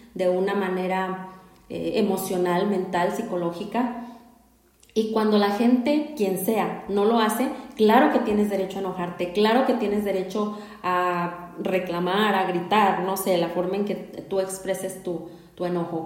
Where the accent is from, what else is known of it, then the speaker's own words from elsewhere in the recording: Mexico; en nuestra cultura aquí como mexicanos, como mexicanas